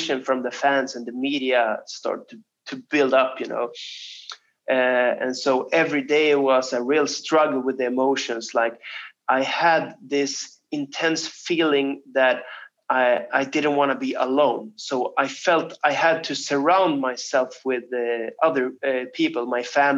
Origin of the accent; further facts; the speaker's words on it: Stockholm, Stockholm County, Sweden; my hometown of Stockholm